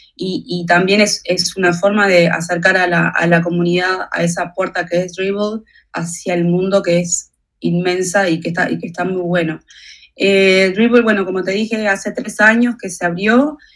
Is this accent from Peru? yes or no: no; Uruguay; Yo nací en Uruguay